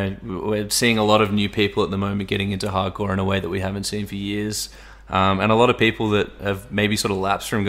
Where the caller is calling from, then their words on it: Sydney, New South Wales, Australia; We're checking in from Sydney, Australia, where we've just hit our third month of lockdown.